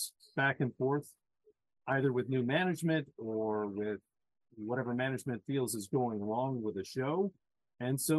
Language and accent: English; St. Louis, Missouri, United States; moved away; as a kid growing up in St. Louis